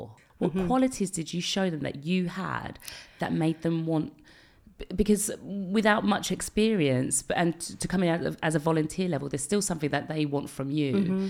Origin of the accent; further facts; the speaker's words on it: London, United Kingdom; Like I remember, I'm from London. Yeah. I know … from the garage days.